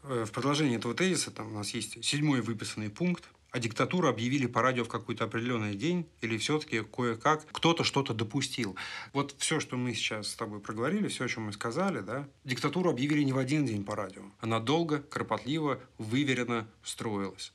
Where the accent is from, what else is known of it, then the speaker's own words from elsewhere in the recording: Moscow, Russia; мы с тобой из Москвы